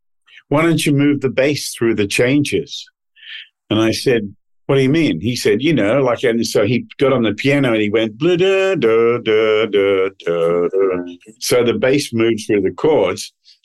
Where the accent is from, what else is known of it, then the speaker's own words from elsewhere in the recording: Australia; moved away as an adult; now in Nashville, United States; we recorded that album when I was still living in Australia. And I came over to Nashville from Australia